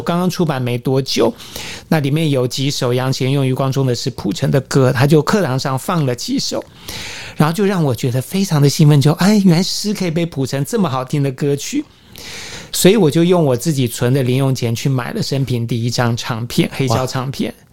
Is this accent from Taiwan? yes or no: yes; Taiwan; 我是台湾人，不是中国人